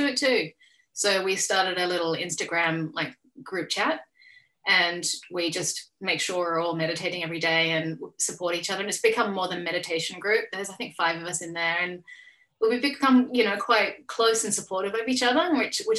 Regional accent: Australia; I'm an Australian artist.

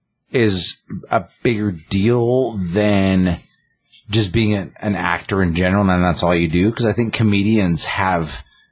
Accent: the South, United States; I'm from the South. The deep South.

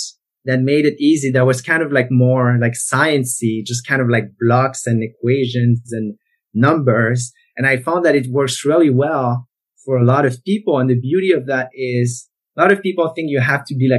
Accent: Canada; first language French; English is a second language; I grew up in the French-speaking part of Canada

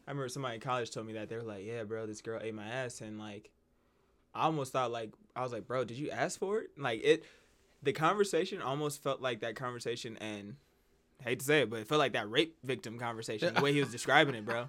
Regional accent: Las Vegas, New Mexico, United States; we came down from Vegas.

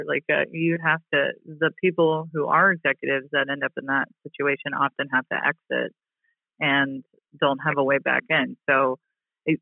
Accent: Louisiana, United States; moved away as an adult; also born or lived in Mississippi; now in Washington, D.C., United States; I grew up in Louisiana and Mississippi

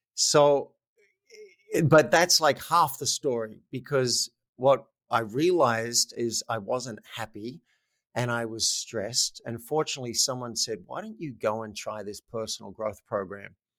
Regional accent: Australia; moved away; I'm Australian

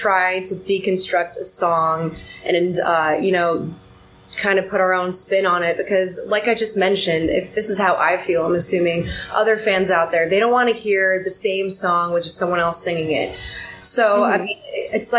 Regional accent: State College, Pennsylvania, United States; moved away as an adult; now in New York City, United States; we're originally from State College, Pennsylvania.

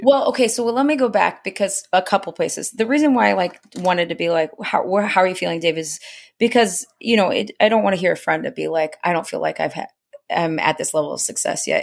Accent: Indiana, United States; I'm from Indiana

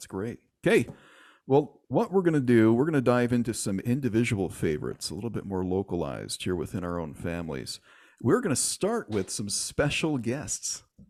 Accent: Michigan, United States; moved away; Rolls from my home state of Michigan

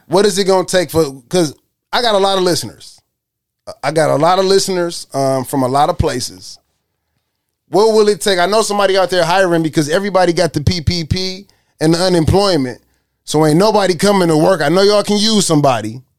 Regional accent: Detroit, Michigan, United States; I'm from Detroit

